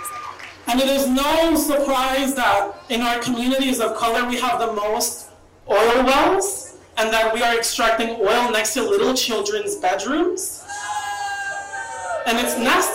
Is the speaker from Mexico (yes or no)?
yes; Mexico; moved away; my home country of Mexico.